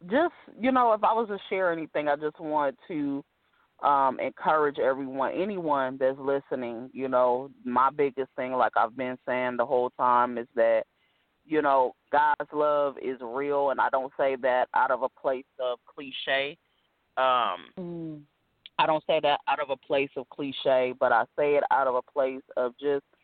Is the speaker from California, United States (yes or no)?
yes; California, United States; also born or lived in Ohio / Virginia; like I've lived in Ohio, Virginia. You know, I'm from California, but I've lived so many different places.